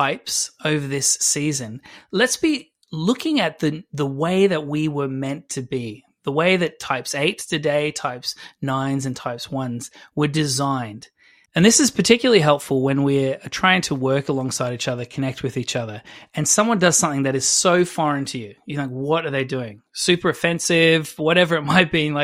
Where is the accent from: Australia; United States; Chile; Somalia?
Australia; Adelaide, South Australia; I'm from Adelaide